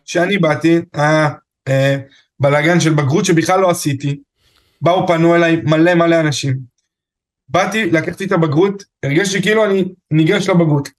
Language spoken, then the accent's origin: Hebrew; Afula, Northern District, Israel; אני מעפולה